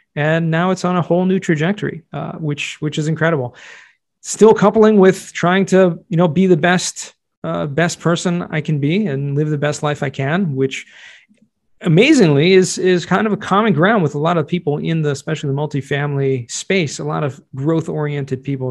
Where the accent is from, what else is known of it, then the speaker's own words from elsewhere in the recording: Southern California, United States; moved away as an adult; also born or lived in Jerusalem, Israel / New York; I grew up in Southern California